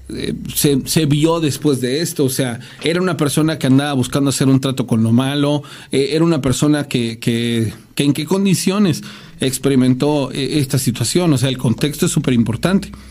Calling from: Campeche, Mexico; de Campeche. Les mando un saludo.

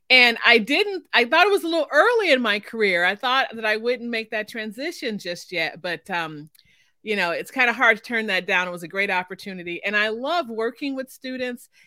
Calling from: Oklahoma, United States; I am coming from Oklahoma, in the middle of the state.

